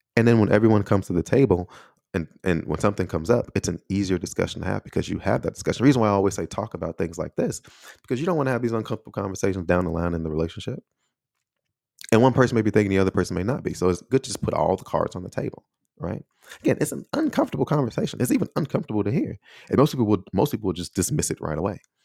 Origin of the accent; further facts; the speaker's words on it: Chicago, Illinois, United States; moved away as an adult; now in Taiwan; the city of Chicago, that's actually from the neighborhood or the surrounding area that I grew up in.